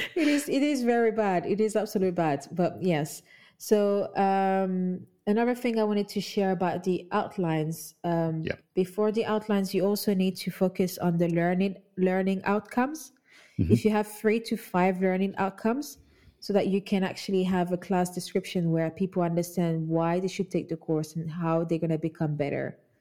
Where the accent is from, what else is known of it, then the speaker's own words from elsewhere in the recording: Kinshasa, DR Congo; now in London, United Kingdom; That's where I grew up. I'm from Congo Kinshasa. I grew up in Kinshasa